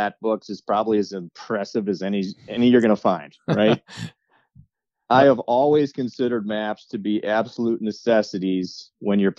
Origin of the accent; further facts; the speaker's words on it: Wisconsin, United States; now in Minnesota, United States; growing up in Wisconsin and living in Minnesota right now